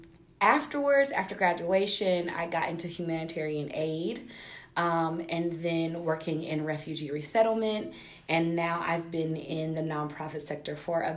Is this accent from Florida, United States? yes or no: no; Statesboro, Georgia, United States; I was born and raised in Statesboro, Georgia, 3.5 hours like south of Atlanta, around 45 minutes away from Savannah. So Georgia girl